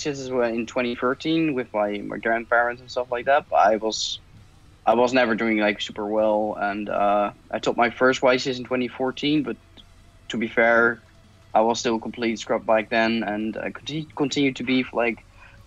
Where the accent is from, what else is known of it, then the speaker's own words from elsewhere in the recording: Netherlands; I'm from the Netherlands.